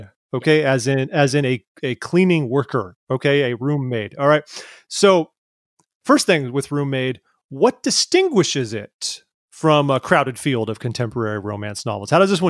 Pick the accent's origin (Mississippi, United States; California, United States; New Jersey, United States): California, United States; Orange County; So I actually grew up in Orange County, if you know where your Belinda and Brea are. That's where I grew up.